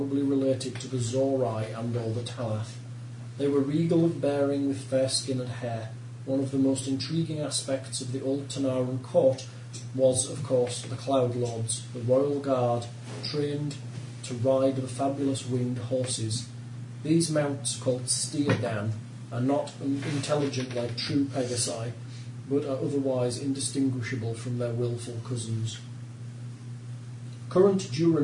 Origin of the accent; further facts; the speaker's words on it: United Kingdom; I'm British